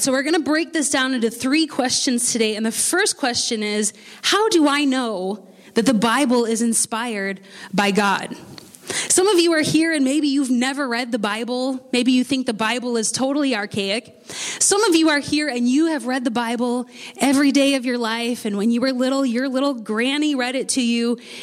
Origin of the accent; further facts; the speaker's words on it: United States; accent: American; my American accent